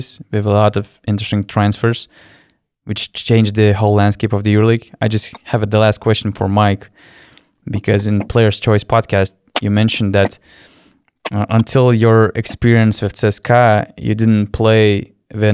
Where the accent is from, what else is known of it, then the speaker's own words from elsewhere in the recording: Lithuania; we are from Lithuania